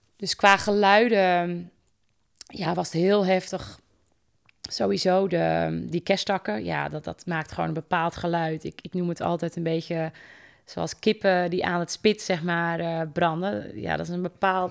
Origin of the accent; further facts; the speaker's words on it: Volendam, North Holland, Netherlands; bij ons in Volendam